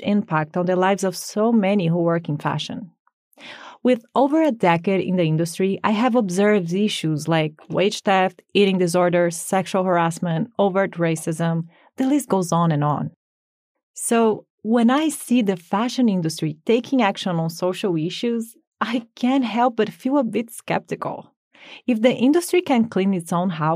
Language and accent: English; Brazil; moved away as an adult; When I was 18, I was scouted in my home country, Brazil